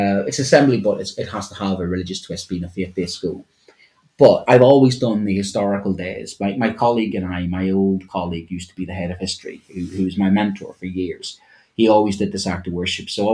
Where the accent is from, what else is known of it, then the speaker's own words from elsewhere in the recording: Ireland; me as an Irishman